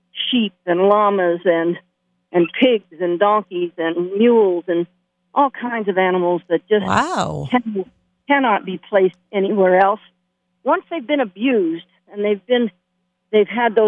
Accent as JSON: {"language": "English", "town": "Las Vegas", "region": "Nevada", "country": "United States", "tie": "born or raised there", "said": "I was born in Las Vegas. I'm a true native."}